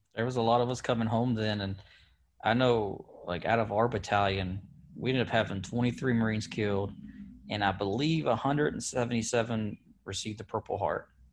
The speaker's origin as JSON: {"language": "English", "region": "Kentucky", "country": "United States", "tie": "born or raised there", "also_born_or_lived": "Petersburg, Virginia", "said": "my mom moved back here to Kentucky, where, I mean, all my family is, and even my dad's from Kentucky. So this was home for the first, um, probably fifteen years of my life"}